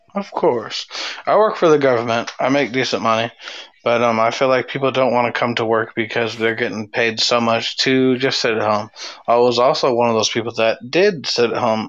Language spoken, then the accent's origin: English; California, United States; I was raised in California